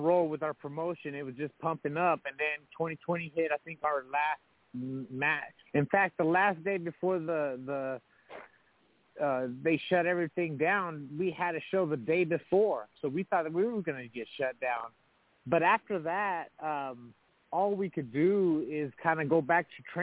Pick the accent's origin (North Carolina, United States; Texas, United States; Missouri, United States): Texas, United States; We're from Texas